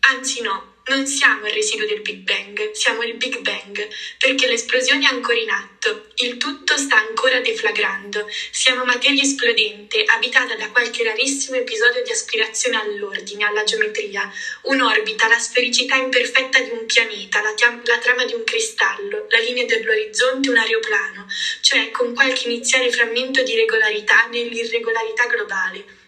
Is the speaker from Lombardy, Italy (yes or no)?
no; Liguria, Italy; da buona e fedele Liguria